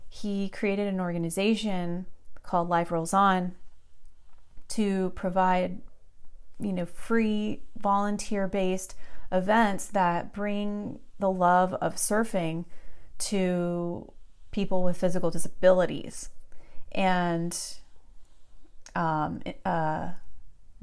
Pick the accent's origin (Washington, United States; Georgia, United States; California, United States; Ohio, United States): California, United States; Southern; I grew up surfing here in SoCal